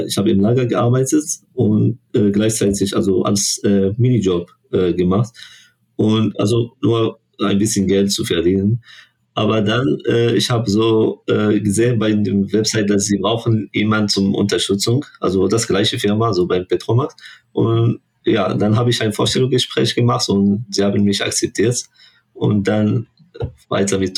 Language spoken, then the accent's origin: German; Morocco; German is a second language; now in Germany; Also, äh, also ich komme aus Marokko und bin 24 Jahre alt, studiere hier noch Ingenieurinformatik im OVGU.